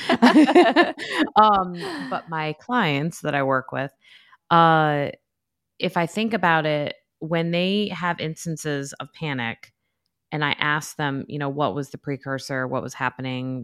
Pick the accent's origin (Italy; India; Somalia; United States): United States; New York; now in North Carolina, United States; I'm from New York